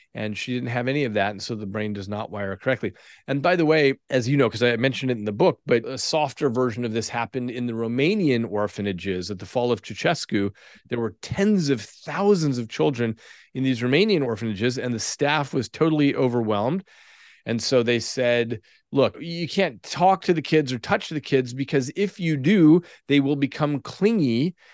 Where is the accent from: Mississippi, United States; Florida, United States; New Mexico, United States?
New Mexico, United States; Albuquerque; I grew up in Albuquerque, New Mexico